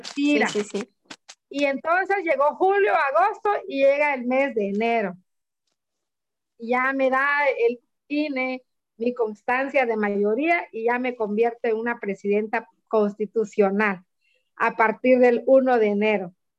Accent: Reforma de Pineda, Oaxaca, Mexico; soy de Reforma de Pineda

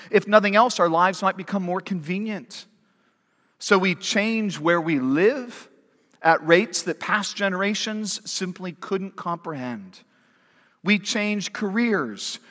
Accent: Pac-12 territory, the West, United States; also born or lived in Washington, D.C., United States; now in Fayetteville, United States; I grew up in Pac twelve territory

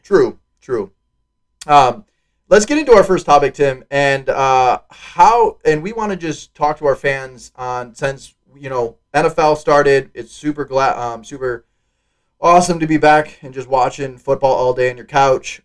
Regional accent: Wisconsin, United States; I'm from Wisconsin

